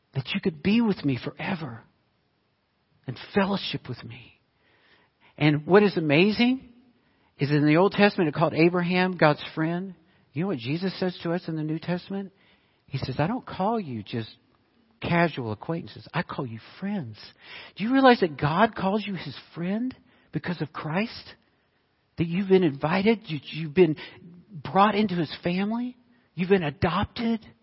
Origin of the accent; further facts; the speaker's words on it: United States; I grew up in Arkansas, Oklahoma.